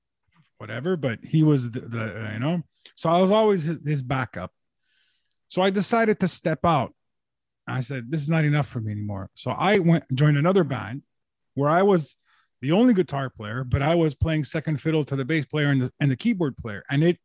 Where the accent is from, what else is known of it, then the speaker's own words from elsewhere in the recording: Montreal, Quebec, Canada; So, I was born and bred in Montreal.